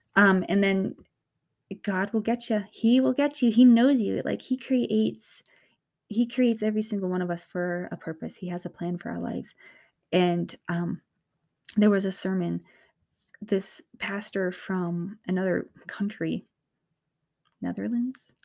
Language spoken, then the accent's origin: English; north of Boston, Massachusetts, United States; I'm from the East Coast. I'm from, um, an area north of Boston